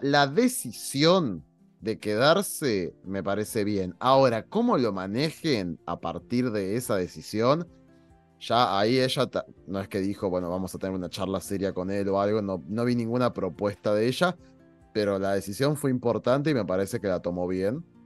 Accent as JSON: {"language": "Spanish", "country": "Argentina", "said": "en mi país"}